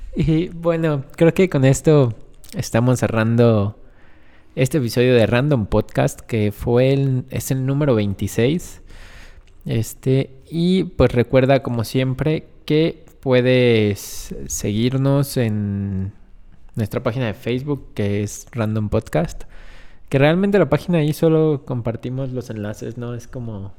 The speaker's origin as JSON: {"language": "Spanish", "country": "Mexico", "said": "como mexicanos, como gente que convive en un país"}